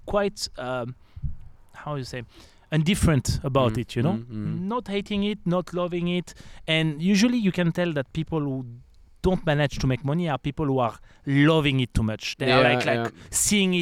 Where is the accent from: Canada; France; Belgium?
France; accent: French; English is a second language; moved away; also born or lived in the Alps; I'm French, guys, if you didn't notice my accent